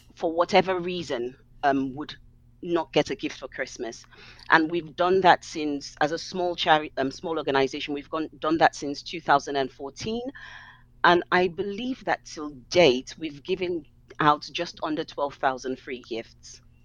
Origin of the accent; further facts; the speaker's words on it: Nigeria; now in London, United Kingdom; growing up in Nigeria